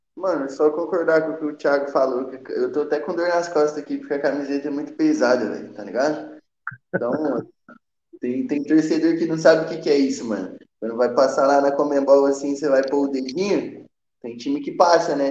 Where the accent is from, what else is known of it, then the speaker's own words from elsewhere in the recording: Minas Gerais, Brazil; eu que sou de Minas